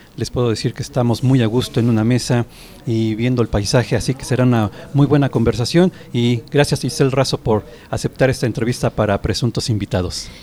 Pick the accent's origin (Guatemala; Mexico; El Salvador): Mexico; nosotros como mexicanos